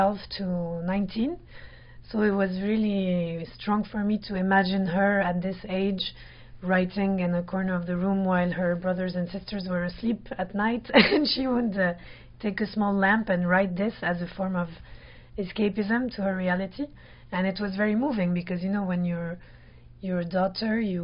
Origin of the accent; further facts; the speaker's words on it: France; I was born in France.